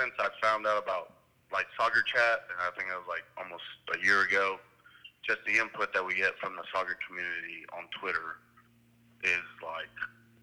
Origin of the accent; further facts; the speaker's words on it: Miami, Florida, United States; now in Meeker, Oklahoma, United States; I was born in Miami, Florida, from immigrant parents